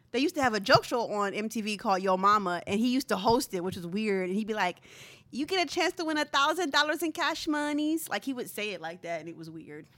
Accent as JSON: {"language": "English", "town": "Philadelphia", "region": "Pennsylvania", "country": "United States", "said": "I'm from Philadelphia"}